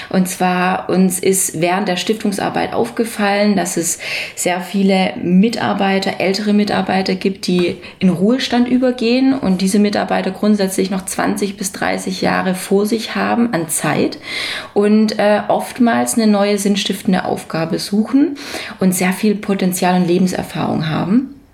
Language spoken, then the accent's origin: German; Mundelsheim, Baden-Württemberg, Germany; Ich komme aus der Nähe von Stuttgart, genauer gesagt aus einem wirklich schönen Weindorf äh, in also Mundelsheim.